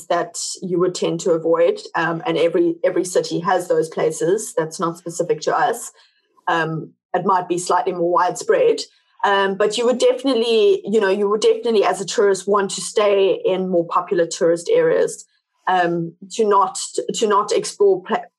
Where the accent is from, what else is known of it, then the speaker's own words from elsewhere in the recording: South Africa; first language English; when we go through schooling we're here in South Africa, you do English obviously as a first language